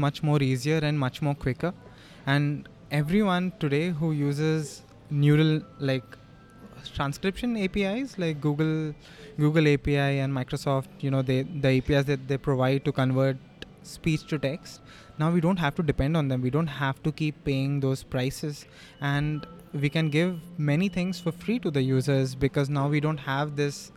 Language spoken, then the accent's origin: English; India; our Indian languages